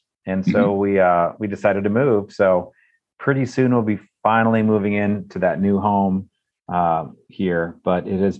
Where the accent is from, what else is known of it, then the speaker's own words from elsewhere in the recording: central Pennsylvania, United States; moved away as an adult; now in Charlottesville, United States; We decided to move from Pennsylvania, central PA, which is my hometown, kind of where I grew up, to Charlottesville, Virginia.